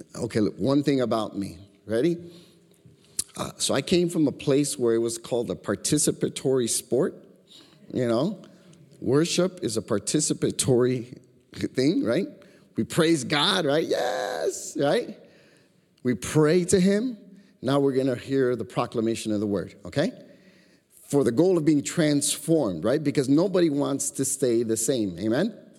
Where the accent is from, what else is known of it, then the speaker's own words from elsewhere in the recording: Chicago, Illinois, United States; growing up in Chicago